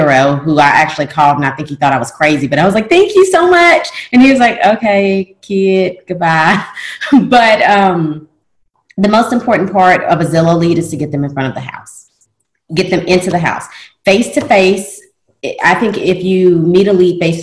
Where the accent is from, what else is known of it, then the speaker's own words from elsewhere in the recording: Tennessee, United States; now in Louisiana, United States; I'm not from Louisiana. I'm from Tennessee